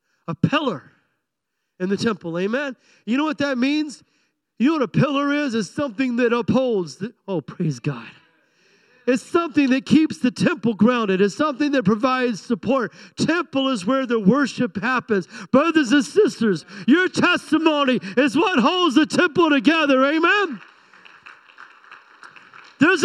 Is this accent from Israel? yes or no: no; United States; I'm an American